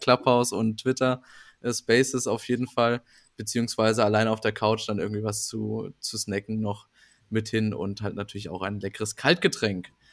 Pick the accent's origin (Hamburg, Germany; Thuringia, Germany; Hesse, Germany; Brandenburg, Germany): Thuringia, Germany; ich als Thüringer